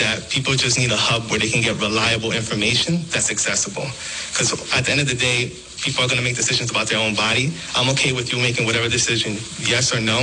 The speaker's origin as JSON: {"language": "English", "town": "Providence", "region": "Rhode Island", "country": "United States", "tie": "born or raised there", "said": "I'm born in the U.S. I was born here in Providence."}